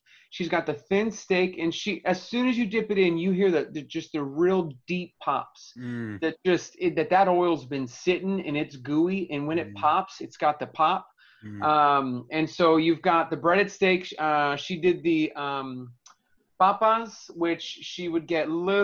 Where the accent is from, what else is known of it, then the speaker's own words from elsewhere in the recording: Inglewood, California, United States; I grew up in Southern California, Inglewood